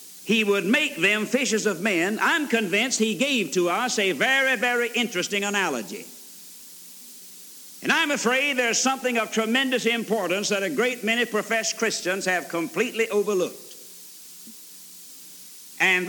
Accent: Alabama, United States; also born or lived in Georgia; I was born in Georgia and reared in Alabama

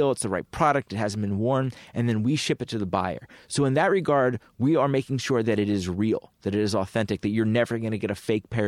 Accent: Penn Valley, Pennsylvania, United States; I grew up in the suburbs. I um, actually grew up in um, in a town called Penn Valley, which is um, my high school was right down the street from Lower Merion High School

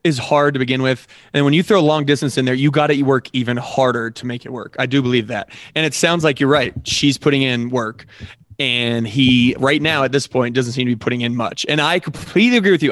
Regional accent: Colorado, United States; also born or lived in Nebraska; I grew up here in Colorado

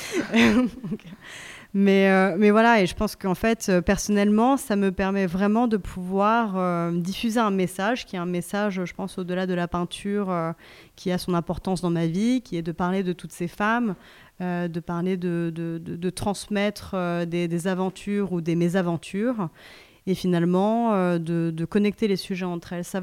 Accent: Japan; now in France; Euh, moi, je viens aussi du Japon, et au Japon, on s'en fout.

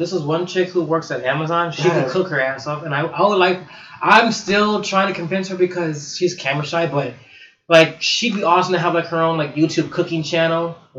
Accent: Chicago, Illinois, United States; I mean, like, we're from Chicago.

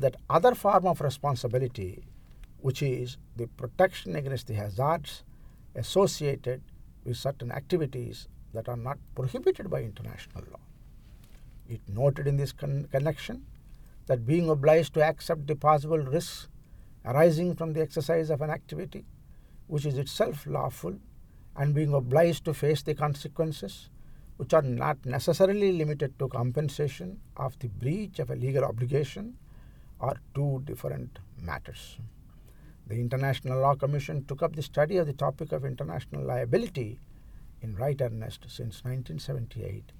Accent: India; I am from India

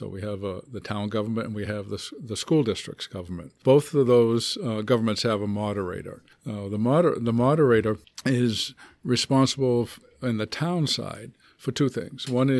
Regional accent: Hanover, Massachusetts, United States; now in Milford, United States; I grew up on the south shore of Boston, a town called Hanover, about halfway between Boston and Cape Cod.

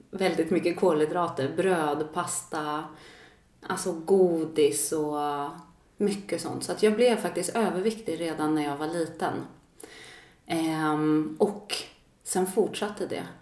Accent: Sollentuna, Stockholm County, Sweden; Jag växte upp i eh, Stockholm, Sollentuna, mm. tillsammans med mamma och syster och så har jag en bror också och pappa.

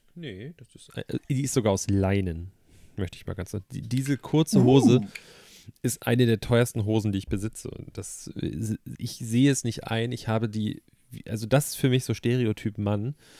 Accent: Hamburg, Germany; du weißt, wo ich herkomme. Also das, ist, das ist zwar Hamburg, aber ich würde das jetzt nicht als Großstadt bezeichnen

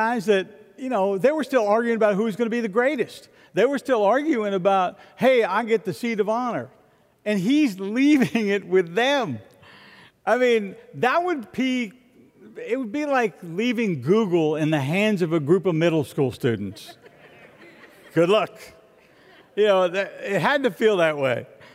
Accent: Florida, United States; I'm from Florida

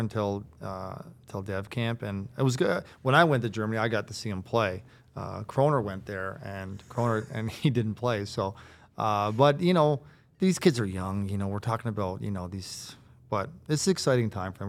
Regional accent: Riverhead, Newfoundland and Labrador, Canada; also born or lived in Harbour Grace / Carbonear; I'm from Riverhead

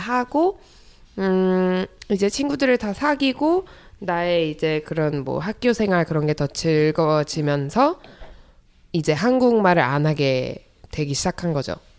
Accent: United States; born or raised there; also born or lived in South Korea

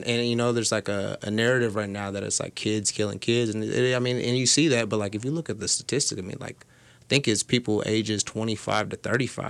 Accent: the South, United States; cause like I'm from the South, so like I go down there and they always think I'm like you fucking Yankee.

